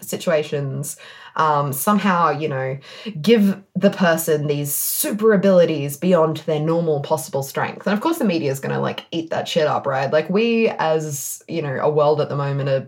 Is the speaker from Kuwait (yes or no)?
no; Perth, Western Australia, Australia; accent: Perth; That's my Perth accent